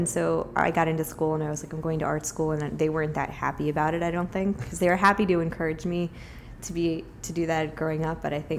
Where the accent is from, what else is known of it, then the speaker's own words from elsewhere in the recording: Richmond, Virginia, United States; moved away as an adult; now in Brooklyn, United States; I grew up in Richmond.